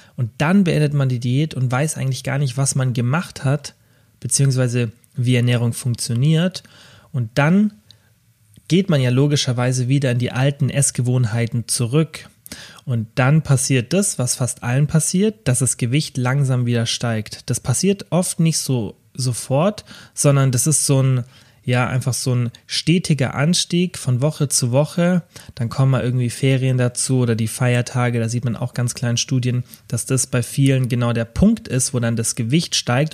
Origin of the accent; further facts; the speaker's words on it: Kempten, Bavaria, Germany; in meiner Heimatstadt Kempten